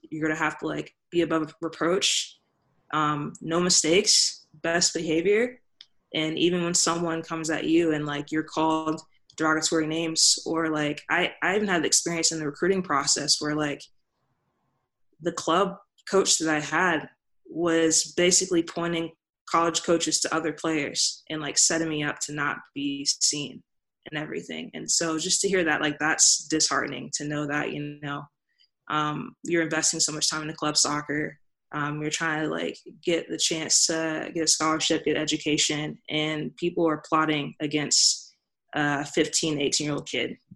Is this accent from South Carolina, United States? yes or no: no; Mississippi, United States; I grew up in Mississippi